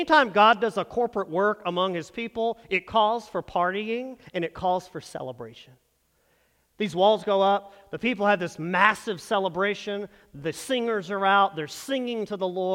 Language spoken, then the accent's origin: English; North Texas, United States; moved away as an adult; we come from small town North Texas is where we grew up.